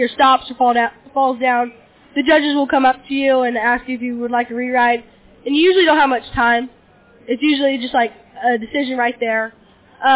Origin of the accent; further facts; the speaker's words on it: Diamond Springs, California, United States; I'm from Diamond Springs, California.